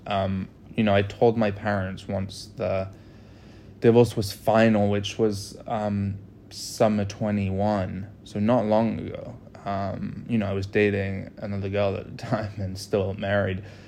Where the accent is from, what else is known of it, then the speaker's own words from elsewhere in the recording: United States; I'm the American citizen